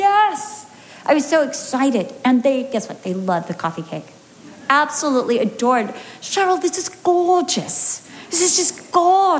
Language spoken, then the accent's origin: English; United States; moved away as an adult; now in United Kingdom; I'm American